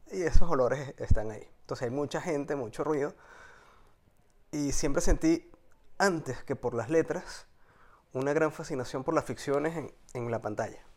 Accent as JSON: {"language": "Spanish", "town": "Caracas", "region": "Capital District", "country": "Venezuela", "tie": "born or raised there", "moved": "as an adult", "lives_now": "Spain", "said": "Yo nací en Caracas en el año 77 específicamente de Santa Mónica. Y mi evolución de niñez adolescente, adulto, pasa en Santa Mónica"}